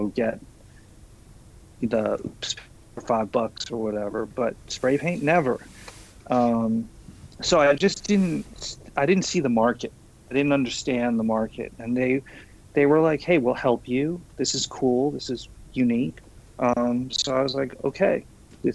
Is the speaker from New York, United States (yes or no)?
yes; New York City, New York, United States; moved away as an adult; also born or lived in San Francisco; I'm from Queens. I'm not from Manhattan.